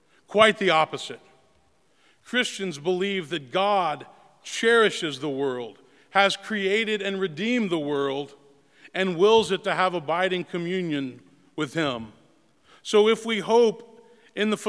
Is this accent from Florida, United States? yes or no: no; Memphis, Tennessee, United States; growing up in Memphis